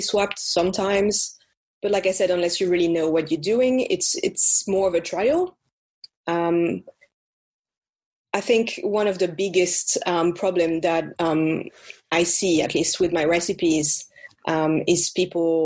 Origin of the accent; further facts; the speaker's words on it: France; accent: French; as you can tell by my accent